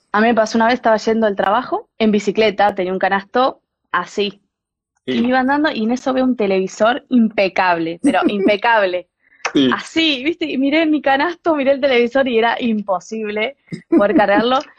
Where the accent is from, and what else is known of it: Argentina; moved away as an adult; now in Denmark